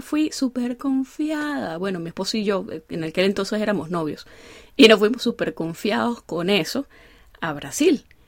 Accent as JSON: {"language": "Spanish", "country": "Venezuela", "said": "yo soy una venezolana que no sabe bailar salsa"}